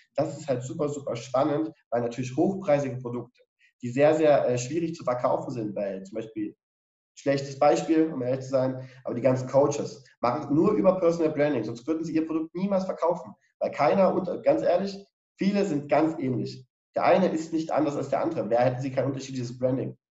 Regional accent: Dresden, Saxony, Germany; ich bin ja auch Dresdner

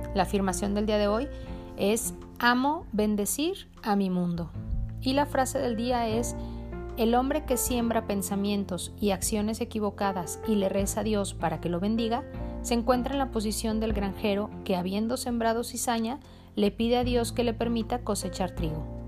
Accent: Mexico; also born or lived in Jalisco; yo soy de México, el estado en el que vivo, Jalisco

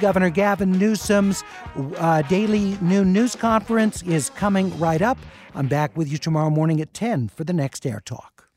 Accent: Los Angeles, California, United States; When I was growing up in the Hollywood Hills

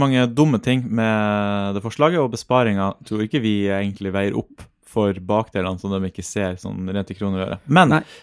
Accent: Troms og Finnmark, Norway; moved away; det er jo egentlig vår identitet at vi er finnmarkinger

